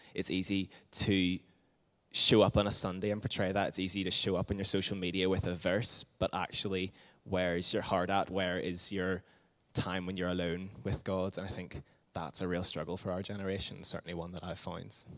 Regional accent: Windsor, South East England, United Kingdom; I grew up in Windsor

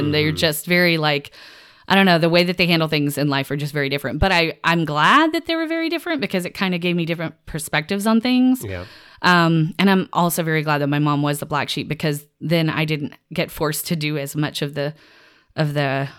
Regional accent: the South, United States; I grew up in the South and very religious, like background, like Southern Baptist.

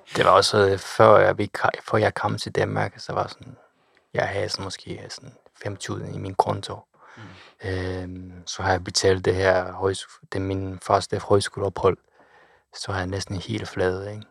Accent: Kochi, Japan; Danish is a second language; moved away as an adult; also born or lived in Osaka; now in Denmark; min hjemby Kochi

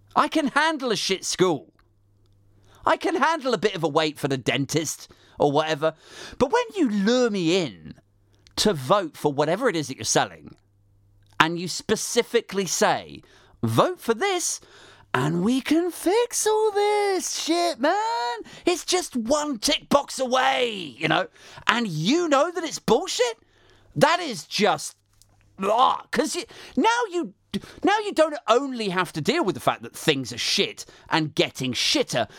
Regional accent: United Kingdom; we're British

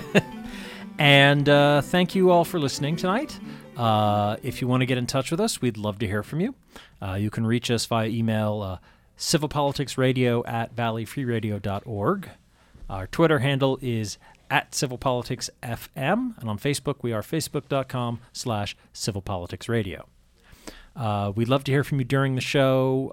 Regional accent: Massachusetts, United States; I'm a Yankee. I'm from Massachusetts, born and raised.

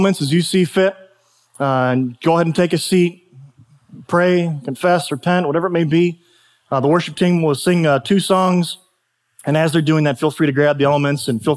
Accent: United States; I was sovereignly, by the grace of God, born in the United States of America

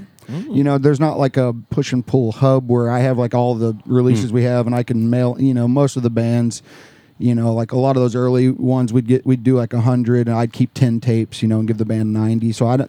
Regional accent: Mountain View, Missouri, United States; I'm from Mountain View, Missouri.

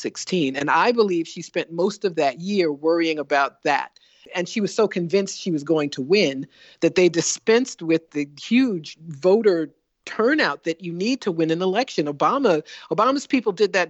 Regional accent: Ohio, United States; I was born in Ohio. That's my parents' home

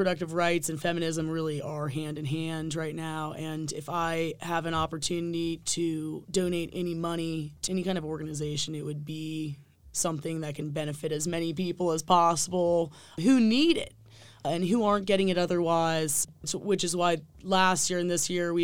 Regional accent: Nelson County, Virginia, United States; we grew up in Nelson County together.

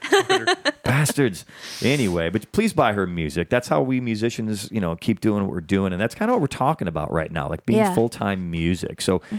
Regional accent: Chicago, Illinois, United States; now in Los Angeles, United States; back in my hometown of Chicago, I just say, man, I'm here

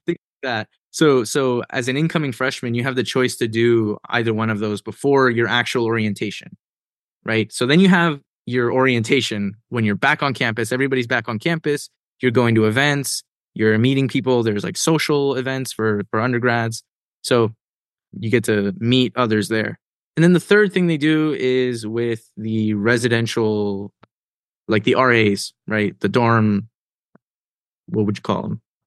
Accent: Oxnard, California, United States; moved away as an adult; also born or lived in Ventura, California / Princeton, New Jersey; I was born in Ventura, but I grew up in Oxnard

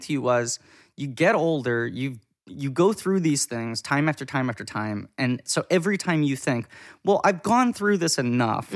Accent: New York City, New York, United States; I grew up in New York City.

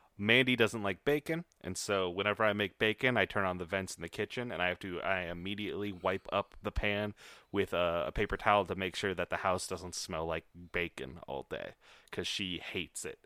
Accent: Iowa, United States; I was raised in Iowa

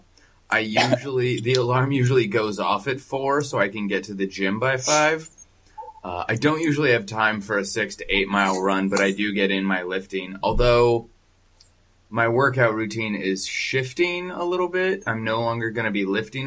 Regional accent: Tempe, Arizona, United States; I was born and raised in Tempe, Arizona

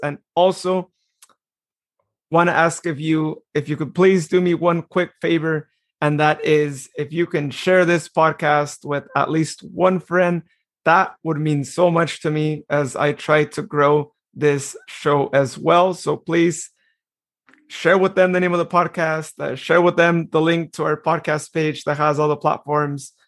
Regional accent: Modesto, California, United States; Modesto, which I am going to be biased because that is my hometown

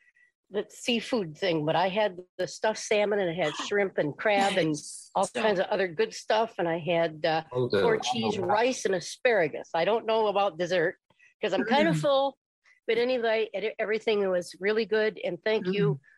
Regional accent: Michigan, United States; I'm from Michigan

